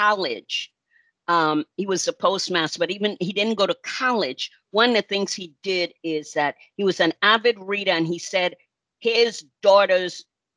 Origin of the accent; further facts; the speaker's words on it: Charlotte Amalie, U.S. Virgin Islands; moved away as an adult; I was born and raised in St. Thomas, the United States Virgin Islands